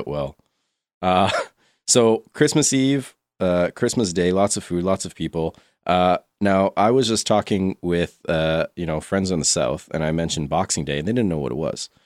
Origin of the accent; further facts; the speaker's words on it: Quebec, Canada; I'm from Quebec